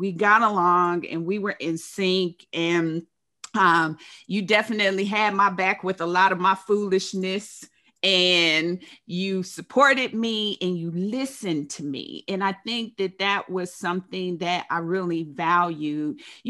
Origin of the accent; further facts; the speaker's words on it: Dayton, Ohio, United States; I'm from Dayton.